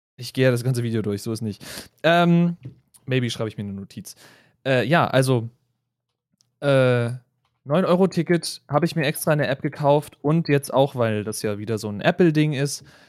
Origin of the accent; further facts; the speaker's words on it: Berlin, Germany; Ich als Berliner